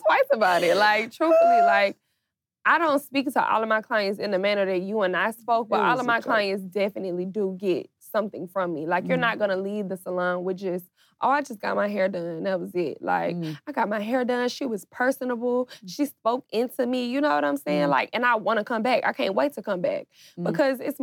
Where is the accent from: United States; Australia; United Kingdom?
United States; Atlanta, Georgia; I'm from Atlanta. Like, you know what I'm saying? Like, this is our culture